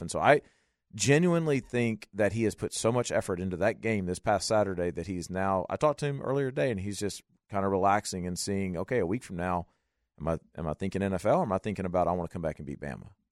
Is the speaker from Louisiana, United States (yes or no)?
yes; Louisiana, United States; I'm from Louisiana